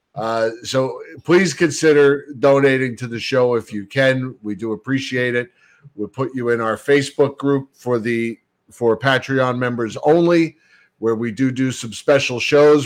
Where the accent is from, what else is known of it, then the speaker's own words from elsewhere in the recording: Bayonne, New Jersey, United States; Growing up in Bayonne, we didn't have fireplaces, so the Yule log was all we had